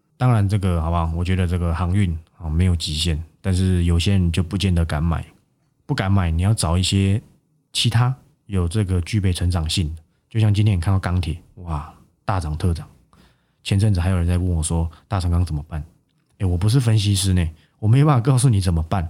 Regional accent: Guanxi, Hsinchu County, Taiwan; moved away; 我的老家在这个关西的深山，我每次回去的时候，我连电话都不能打

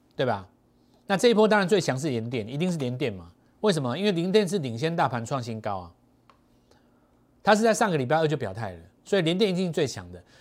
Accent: Taiwan; 我们台湾人是看选举长大的嘛

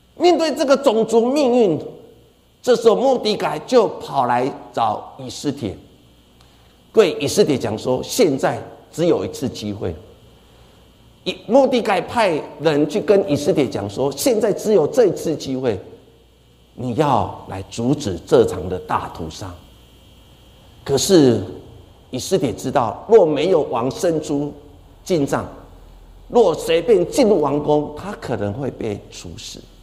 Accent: Taiwan; 我们台湾人

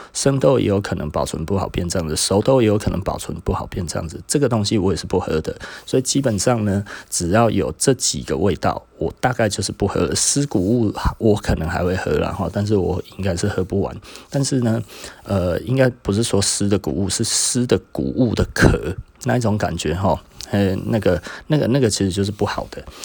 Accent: Taiwan; 我是台湾的第十个

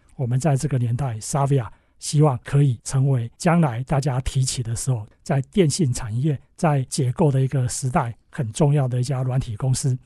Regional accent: Taiwan; 我们从台湾，哈，我们是台湾的公司

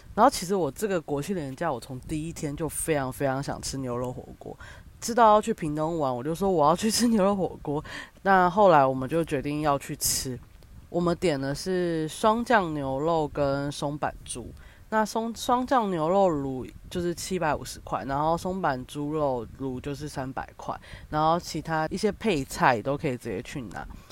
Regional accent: Kaohsiung, Taiwan; moved away; also born or lived in Taipei; 其实身为一个高雄人，咸豆浆这种东西我真的是在台北我才知道

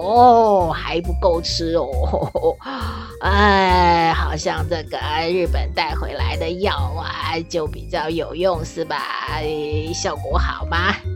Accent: Taiwan; 咱们台湾人怎么那么喜欢吃药嘞？

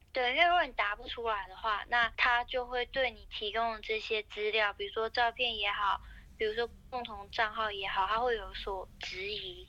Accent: Taiwan

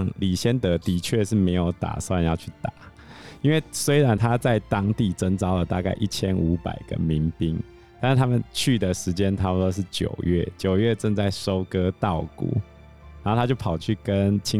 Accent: Taiwan; 我们台湾人都是反骨男孩嘛

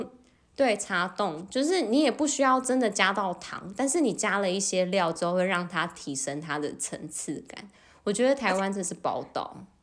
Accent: South Korea; 因为我们韩国人真的是多不爱喝热水

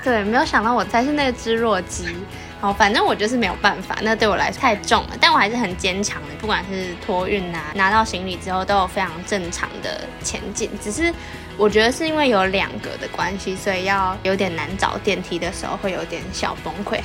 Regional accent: Taiwan; moved away as an adult; now in Busan, South Korea; 我看到我们会被写成台湾刮胡 China

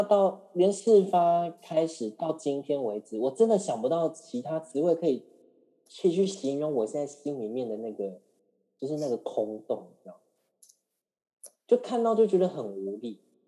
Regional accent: Taiwan; 因为我们台湾人很喜欢跟大陆比较嘛

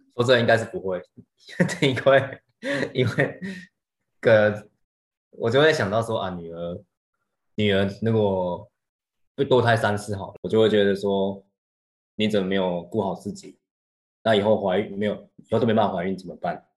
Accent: Taiwan; 在我们台 湾那边，台湾这边

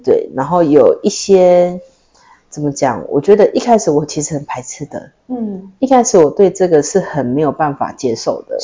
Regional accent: Taiwan; 这个课程是专属于我们台湾人的课程

